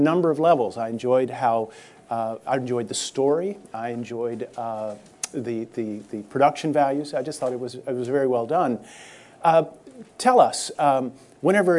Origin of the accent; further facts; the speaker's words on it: St. Louis, Missouri, United States; I was born in St. Louis